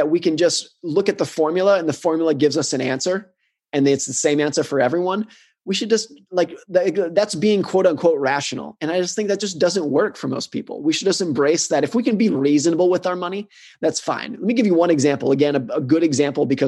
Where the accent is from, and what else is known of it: United States; born or raised there